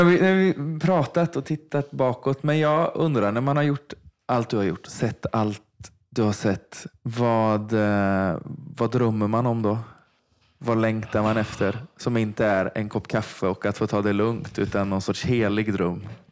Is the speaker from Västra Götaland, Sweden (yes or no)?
yes; Vargön, Västra Götaland, Sweden; Jag är uppvuxen i Vargön